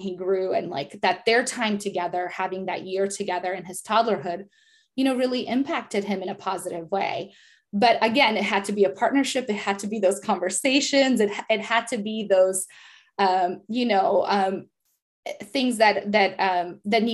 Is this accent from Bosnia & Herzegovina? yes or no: yes; Bosnia & Herzegovina; first language Serbo-Croatian; English is a second language; moved away; I'm from Bosnia, speaking in our native language